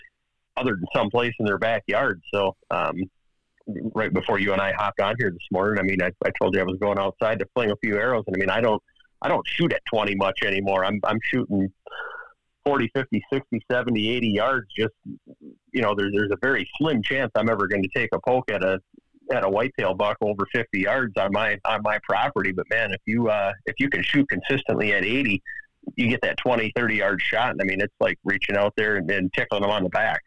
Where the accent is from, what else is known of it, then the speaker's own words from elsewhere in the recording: Wisconsin, United States; I grew up here in Wisconsin.